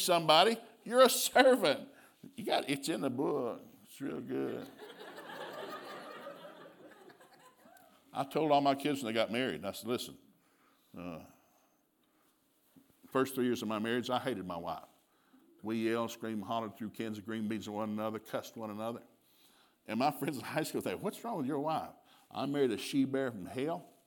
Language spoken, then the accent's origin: English; Turtletown, Tennessee, United States; moved away as an adult; also born or lived in Sikeston, Missouri; I grew up in East Tennessee, and I grew up in Turtletown, Tennessee